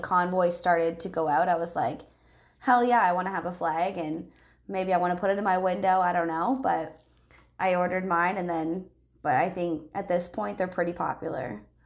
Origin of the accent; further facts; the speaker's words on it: Canada; as a Canadian